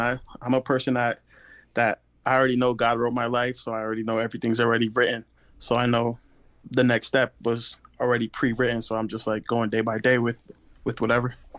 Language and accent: English; Bridgeport, Connecticut, United States; now in Tampa, United States; I was raised in Bridgeport, Connecticut